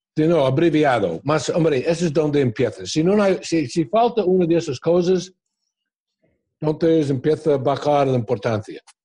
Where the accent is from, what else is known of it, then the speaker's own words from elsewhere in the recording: New York, United States; moved away as an adult; yo vengo de New York